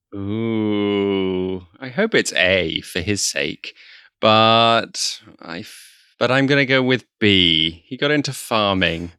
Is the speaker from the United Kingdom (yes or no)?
no; Netherlands; my home country, the Netherlands